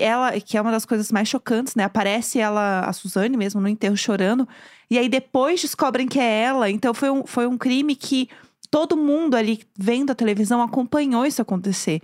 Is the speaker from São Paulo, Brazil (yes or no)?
yes; São Paulo, Brazil; eu sou de São Paulo, né? E eu, querendo ou não, frequentava a classe média de São Paulo.